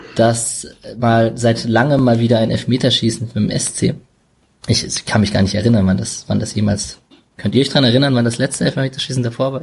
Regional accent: Berlin, Germany; ich komme ja aus Berlin

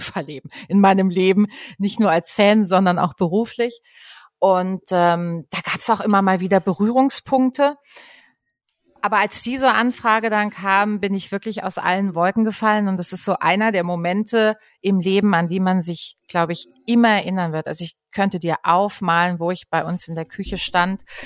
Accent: Dreisamtal, Baden-Württemberg, Germany; also born or lived in Freiburg; Ich komme aus dem Dreisamtal

